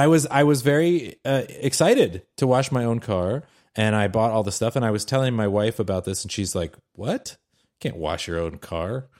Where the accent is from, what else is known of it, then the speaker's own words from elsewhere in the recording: Seattle, Washington, United States; I'm from Seattle.